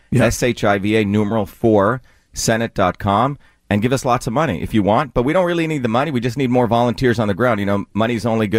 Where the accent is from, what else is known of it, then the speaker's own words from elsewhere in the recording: Paterson, Clifton, Parsippany, New Jersey, United States; moved away; I grew up in Patterson, Clifton, Parsippany, all great places, great people.